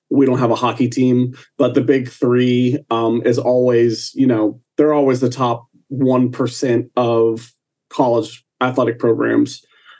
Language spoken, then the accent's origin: English; Orlando, Florida, United States; I'm an Orlando boy.